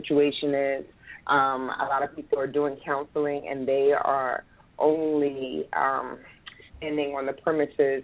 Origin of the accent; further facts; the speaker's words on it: Philadelphia, Pennsylvania, United States; I'm from Philadelphia, Pennsylvania